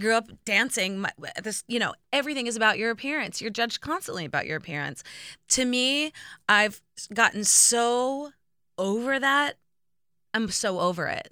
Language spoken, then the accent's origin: English; Indiana, United States; growing up in Indiana